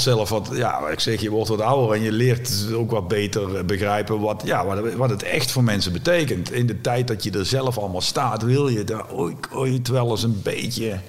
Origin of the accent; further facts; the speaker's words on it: Netherlands; waar ik geboren ben, in het Bos